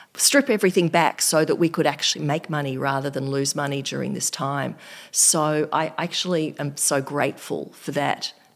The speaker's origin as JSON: {"language": "English", "country": "Australia", "said": "I'm just from Australia"}